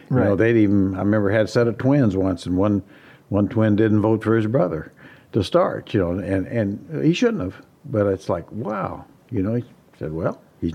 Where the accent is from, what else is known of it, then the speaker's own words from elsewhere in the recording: Midwest, United States; now in Sacramento, United States; just as a Midwesterner, I always said if you grow up in the Midwest and around, if it's bad weather, well, go 500 miles, it's still bad.